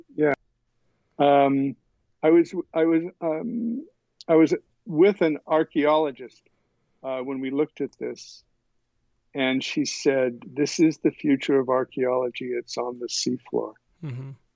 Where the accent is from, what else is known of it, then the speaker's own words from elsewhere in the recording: eastern Kentucky, United States; moved away; I was born in Kentucky where my father served the church in eastern Kentucky